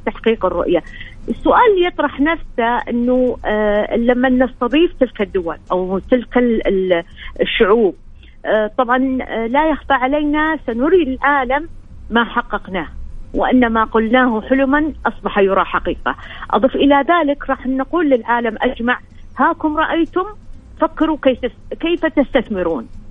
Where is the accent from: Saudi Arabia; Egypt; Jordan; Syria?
Saudi Arabia; عندنا في السعوديه